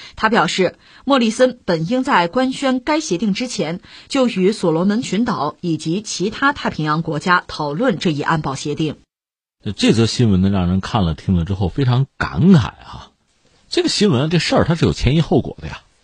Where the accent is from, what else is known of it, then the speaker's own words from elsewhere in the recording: China; 我们中国人